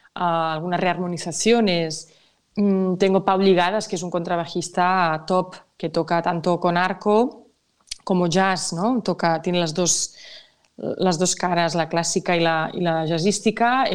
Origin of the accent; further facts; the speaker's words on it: Catalonia, Spain; mi tierra, es de mi cultura